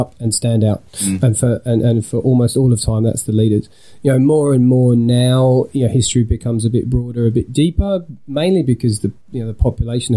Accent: Suffolk, East of England, United Kingdom; moved away as an adult; also born or lived in south of the UK / Lancaster; now in Australia; I was born in the south part of the UK, moved a little bit further up for my childhood in Suffolk

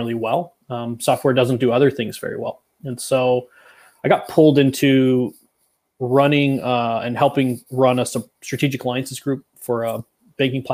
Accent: Northern California, United States; I was born and raised in Northern California, so heart of wine country

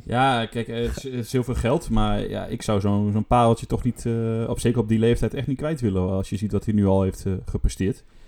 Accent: Netherlands; voor ons Nederlanders

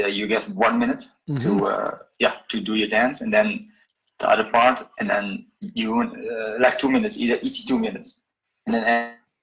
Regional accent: Alkmaar, North Holland, Netherlands; now in Jakarta, Indonesia; my hometown, Alkmaar

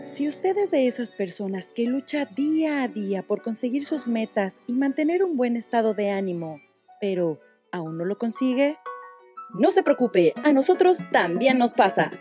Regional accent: Veracruz, Mexico; moved away as an adult; also born or lived in Mexico City; now in Dublin, Ireland; soy originario de la Ciudad de México, Chilango pero pues viví la mayor parte de mi vida en Veracruz, así que pues ahí tengo mitad de mitad, ¿no? Jarocho y Chilango

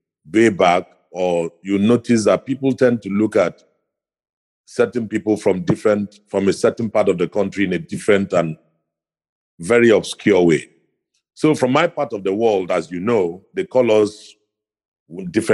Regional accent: Ikot Ekpene, Akwa Ibom, Nigeria; I come from Akwa Ibom State. I'm from the town called Ikotekwene.

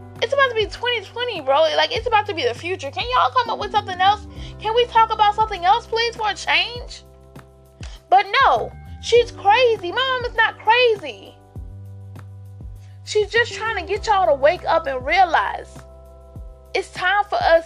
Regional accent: Albany, Georgia, United States; I'm from Albany, Georgia.

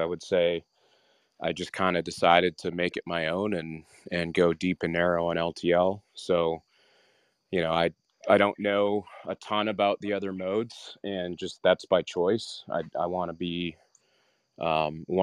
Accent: Western Canada, Canada; I grew up in Canada, Western Canada

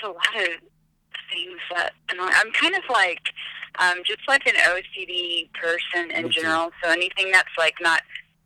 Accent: Knoxville, Tennessee, United States; also born or lived in Birmingham; I was born in Birmingham, but I lived in Knoxville most of my life. So I always say I'm from Knoxville

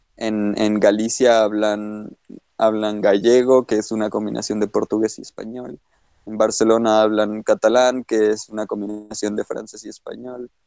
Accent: Mexico; a nosotros nos califican como norteños, pero tú y yo estamos de acuerdo en que nosotros no hablamos como norteños

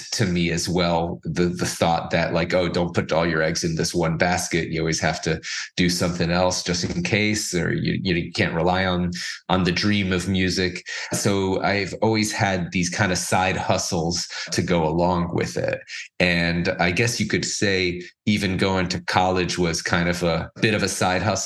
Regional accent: Miami Beach, Florida, United States; I grew up in Miami Beach

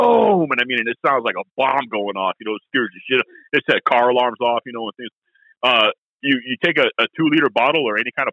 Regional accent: Massachusetts, United States; moved away; when I was a kid in Massachusetts

